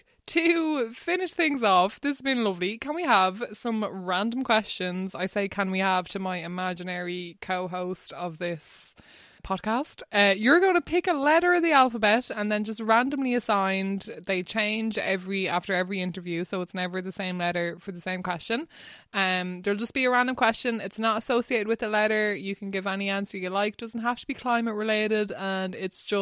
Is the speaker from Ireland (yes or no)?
yes; Wexford, Leinster, Ireland; I grew up in Wexford, and thankfully we've loads of beautiful beaches there